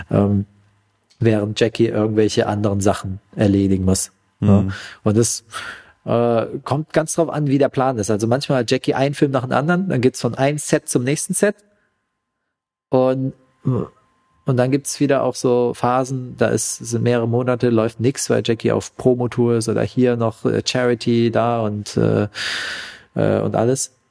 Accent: Vietnam; now in Germany; Ja, und zwar in, in Vietnam, in mein, in mein Herkunftsland, ja

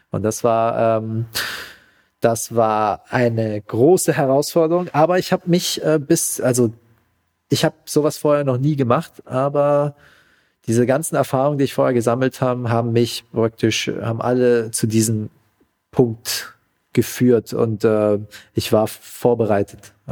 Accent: Vietnam; now in Germany; Ja, und zwar in, in Vietnam, in mein, in mein Herkunftsland, ja

